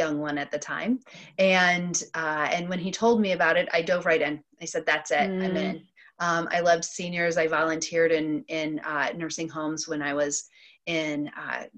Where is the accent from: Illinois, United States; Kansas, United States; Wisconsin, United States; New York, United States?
Illinois, United States; Central; also born or lived in Detroit area, Michigan; I am originally from the Detroit area, and as a child moved to Central Illinois. And this has been, for all intents and purposes, what I've called home really ever since